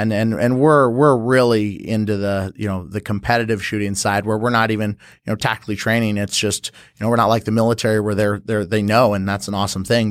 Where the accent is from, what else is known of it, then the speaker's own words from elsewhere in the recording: San Jose, California, United States; moved away as an adult; also born or lived in St. Charles, Missouri; now in St. Louis, United States; I was born and raised in San Jose, California